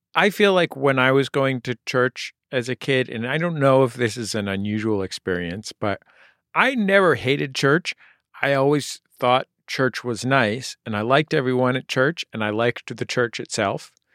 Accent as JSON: {"language": "English", "town": "San Francisco", "region": "California", "country": "United States", "tie": "born or raised there", "said": "I grew up in San Francisco where the priest in my church was gay"}